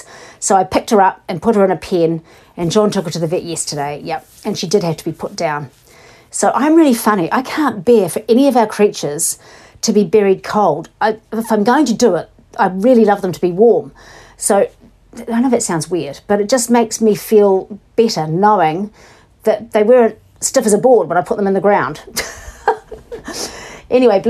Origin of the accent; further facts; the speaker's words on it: Invercargill, Southland, New Zealand; now in Tasman, New Zealand; I grew up in Invercargill